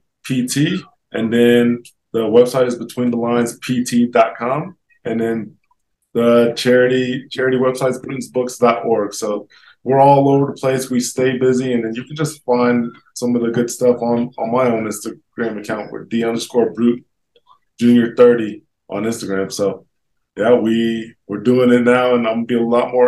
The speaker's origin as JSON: {"language": "English", "town": "Miamisburg", "region": "Ohio", "country": "United States", "tie": "born or raised there", "also_born_or_lived": "Colorado", "moved": "yes", "said": "back in my hometown in Miamisburg, Ohio"}